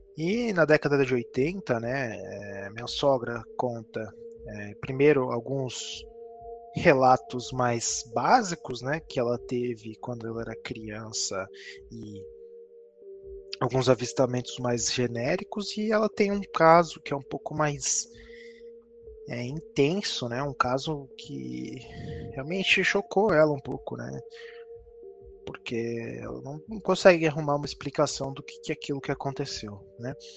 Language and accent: Portuguese; São Paulo, Brazil; Eu que sou de São Paulo, vivi minha vida inteira em São Paulo